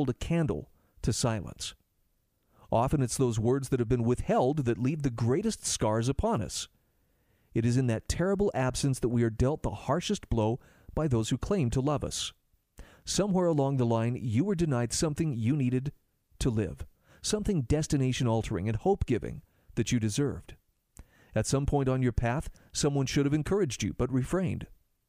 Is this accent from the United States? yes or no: yes; Utah, United States; my home state of Utah